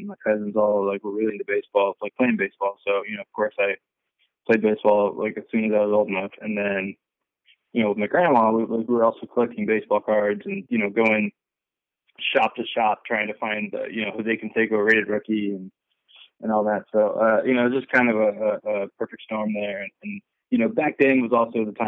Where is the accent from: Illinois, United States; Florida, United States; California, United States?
California, United States; Bay Area; I was growing up in the Bay Area